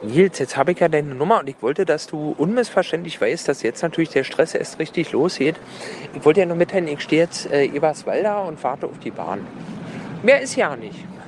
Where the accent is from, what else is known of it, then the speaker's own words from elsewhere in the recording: Berlin, Germany; ich bin aus Pankow